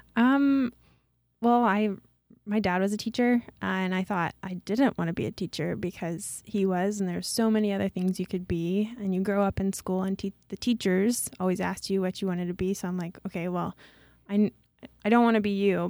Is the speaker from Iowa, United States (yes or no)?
yes; Traer, Iowa, United States; I'm from Traer